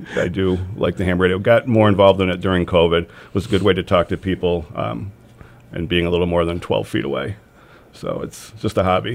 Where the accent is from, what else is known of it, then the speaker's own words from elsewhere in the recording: North Adams, Massachusetts, United States; I'm from North Adams, um, lifetime uh, resident of the city